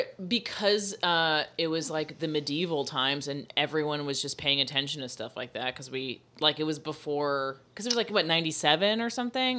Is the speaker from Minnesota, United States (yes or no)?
no; Florida, United States; But I am from Florida